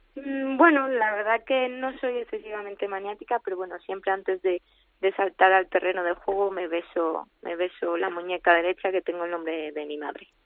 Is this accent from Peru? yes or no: no; Madrid, Community of Madrid, Spain; yo soy de Madrid y eso, pues también me, mm. llevó a tomar la decisión de volverme a Madrid